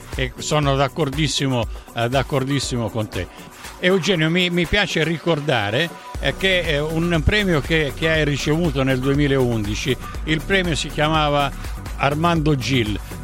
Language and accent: Italian; Sicily, Italy; io sono siciliano